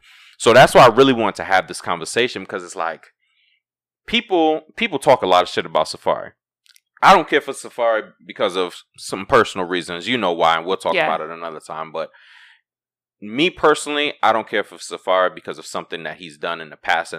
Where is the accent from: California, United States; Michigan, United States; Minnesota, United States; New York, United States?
New York, United States; Brooklyn; I'm from New York, Brooklyn. Right. You know, we grew up in that age of flex. So I think it was like every Friday we had Flex in Brooklyn.